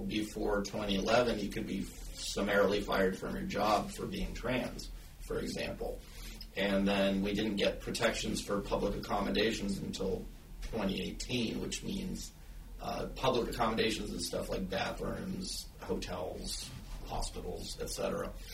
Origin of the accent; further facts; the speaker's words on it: the South, United States; moved away; I'm originally from the South. I moved up here because the South is not safe